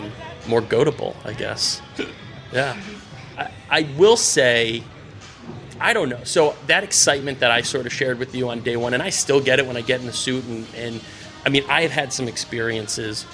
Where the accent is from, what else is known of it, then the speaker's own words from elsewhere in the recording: Hartford, Connecticut, United States; I'm from Hartford, and I very consciously elected to come back to home